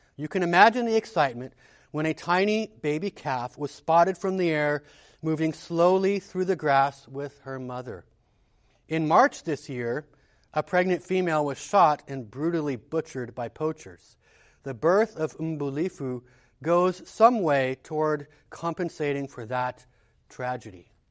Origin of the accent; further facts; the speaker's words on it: United States; As an American